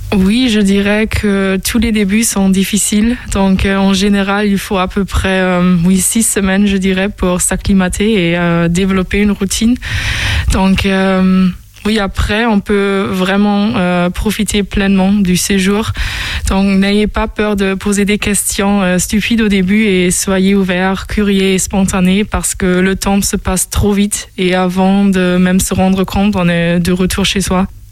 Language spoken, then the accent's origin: French; Osnabrück, Lower Saxony, Germany; French is a second language; moved away as an adult; also born or lived in London, United Kingdom; now in Angers, France; je viens de Osnabrück. Euh, c'est une ville euh, qui est située dans le nord-ouest de l'Allemagne.